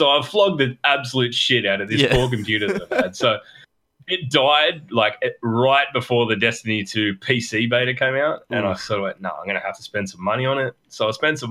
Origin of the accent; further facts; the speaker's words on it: Australia; we're both Australian